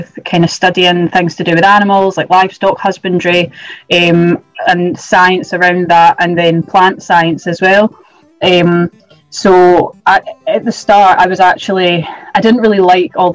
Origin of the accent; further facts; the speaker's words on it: Dumfries and Galloway, near Thornhill, Scotland, United Kingdom; also born or lived in Aberystwyth, Wales; I am from Dumfries and Galloway, a little village just kind of near Thornhill.